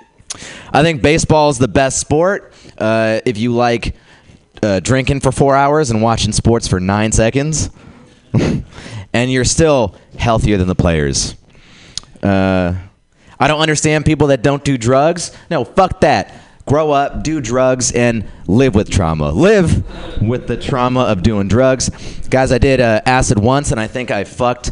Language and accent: English; San Jose, California, United States; I grew up in San Jose